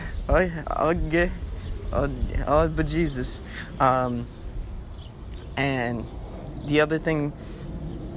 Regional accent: Hicksville, New York, United States; my hometown, Hicksville, New York

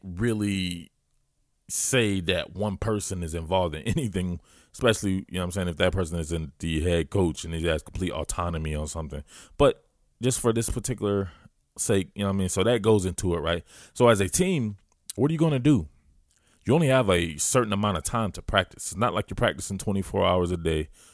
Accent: Georgia, United States; I am a Georgia boy. I am a Southerner

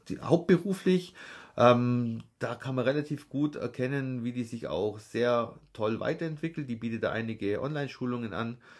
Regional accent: Nördlingen, Bavaria, Germany; Dann sage ich immer Nördlingen

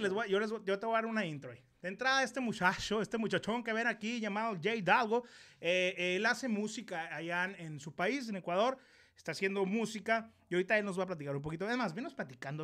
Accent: Ciudad Obregón, Sonora, Mexico; Yo soy de Ciudad Obregón, Sonora

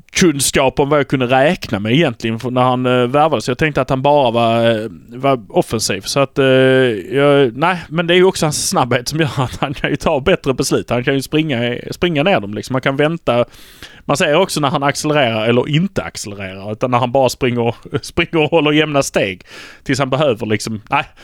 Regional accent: Malmö, Skåne, Sweden; vi är från Malmö

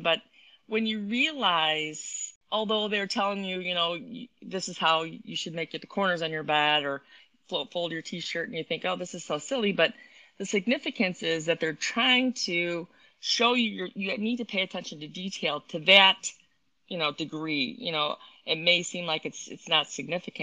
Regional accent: Wheaton, Illinois, United States; I grew up in Wheaton

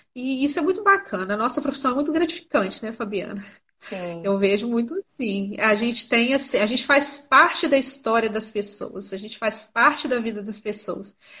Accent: Miraí, Minas Gerais, Brazil; Eu sou de Minas Gerais

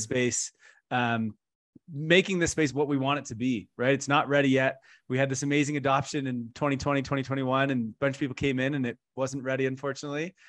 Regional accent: Canada; I'm from Canada

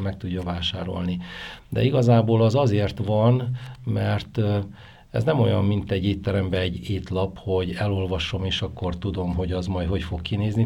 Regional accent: Oradea, Bihor County, Romania; now in Kisgyőr, Hungary; ahol én születtem Nagyváradon, ott nagyon sokan dolgoztak ebbe a szakmába

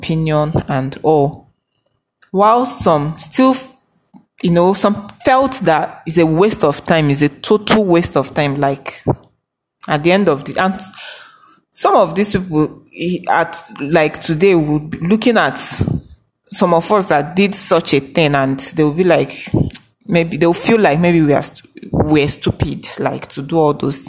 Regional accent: Nigeria; We are all Nigerian.

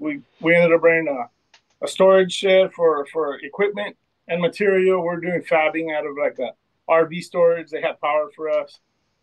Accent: Southern California, United States; Southern California. We're based out of Colton.

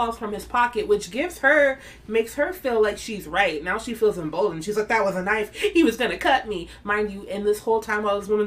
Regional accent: Chicago, Illinois, United States; as a Chicagoan, like a born Chicago kid

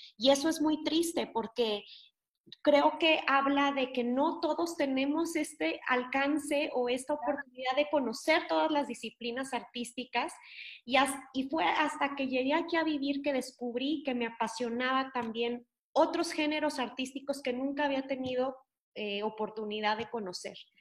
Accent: Nuevo León, Mexico; moved away; yo soy de Nuevo León y mm, siempre he sido amante de las artes, pero desgraciadamente cuando yo crecí en Nuevo León solo tenía acceso a la danza

